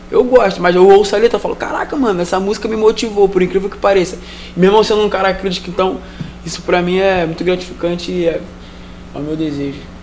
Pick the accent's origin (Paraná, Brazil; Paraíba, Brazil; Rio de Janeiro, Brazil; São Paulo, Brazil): Rio de Janeiro, Brazil; sou do Rio de Janeiro, Vila Militar, Magalhães Bastos.